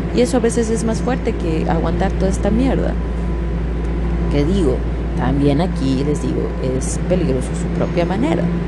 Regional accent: Mexico; now in Canada; me quedo en México y no me muevo

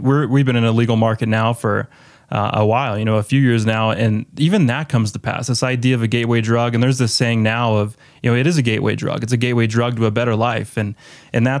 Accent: Colorado, United States; My hometown actually in Colorado

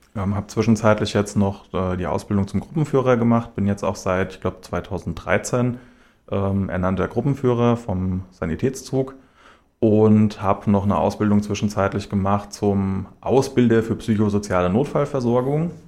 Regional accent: Schlüchtern, Hesse, Germany; moved away as an adult; now in Hanau, Germany; Ich bin 30, ich äh, wohne aktuell in Hanau, bin aber in Schlüchtern geboren und aufgewachsen

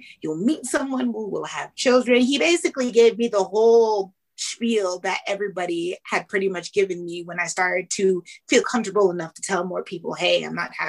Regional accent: Canada; I was born in Canada into a Jamaican family

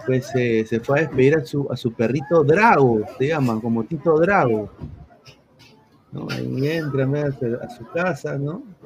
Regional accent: Peru; now in United States; soy periodista deportivo, soy peruano, ah, vivo aquí en los Estados Unidos

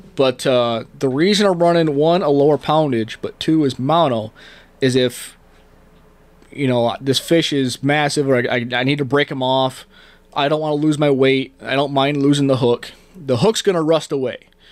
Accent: Canada; also born or lived in New York State, United States; now in Arizona, United States; I grew up in Canada. Um, you talk to anybody that met me when I first moved here, I said a a lot.

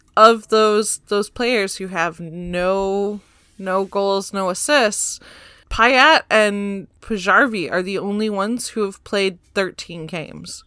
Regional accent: Michigan, United States; now in California, United States; I'm, I'm from Michigan

